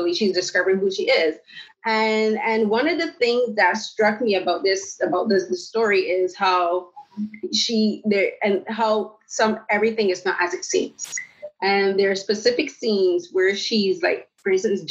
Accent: Barbados; now in Canada; I'm from the Caribbean, I'm from Barbados, and I moved to Canada in 2009.

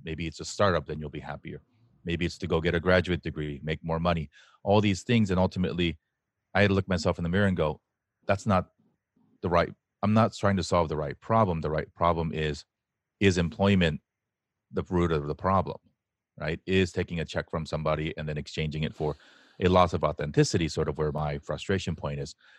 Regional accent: United States; we, especially as Asian American men, are raised with a double whammy of expectations

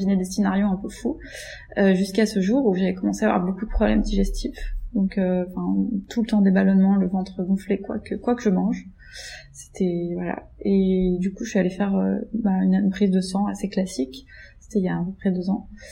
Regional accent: Greece; moved away as an adult; now in Paris, France; j'ai grandi, j'ai grandi en Grèce en fait, et mes parents sont encore là-bas

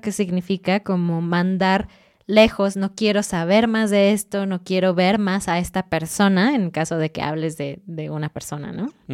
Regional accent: Mexico; soy mexicana

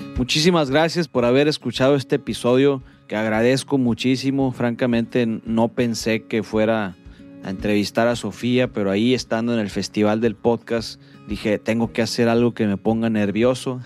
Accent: Culiacán, Sinaloa, Mexico; now in Monterrey, Mexico; yo soy foráneo, soy de Culiacán y vengo a a Monterrey

